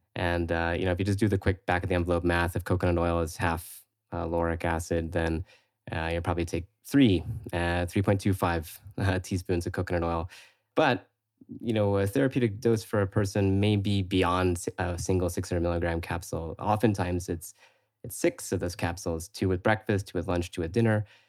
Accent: Florida, United States; moved away as an adult; also born or lived in San Francisco; I'm originally from Florida

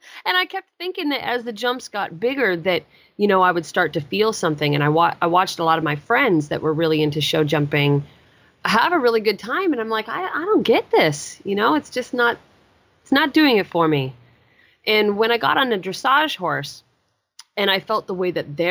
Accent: Chugiak, Alaska, United States; moved away; I grew up in Chugiak, Alaska, which is a very small town, about 13 miles out of Anchorage.

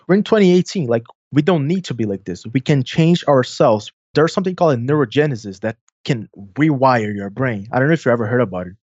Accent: São Paulo, Brazil; accent: Brazilian Portuguese; English is a second language; I'm from South America. My family is mainly from Italy, so I have a little bit of accent

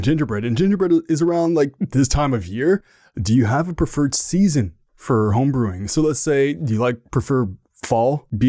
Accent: Canada; so I'm from Canada

